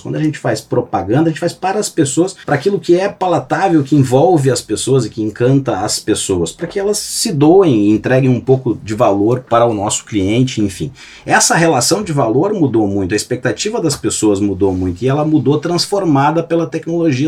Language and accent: Portuguese; Gaúcho, Rio Grande do Sul, Brazil; nós somos gaúchos